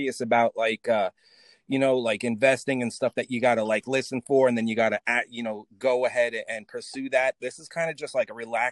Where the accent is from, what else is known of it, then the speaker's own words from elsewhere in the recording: New York City, New York, United States; I'm from New York City